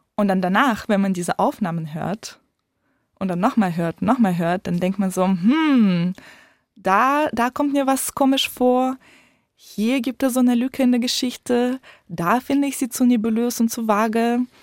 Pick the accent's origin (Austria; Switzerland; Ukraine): Ukraine; moved away; Da, wo ich herkomme, in der Ukraine